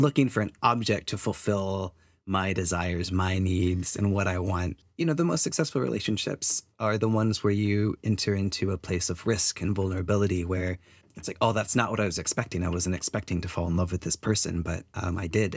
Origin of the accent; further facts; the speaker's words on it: United States; moved away as an adult; now in New Zealand; I'm Chinese American, third generation immigrant to the U S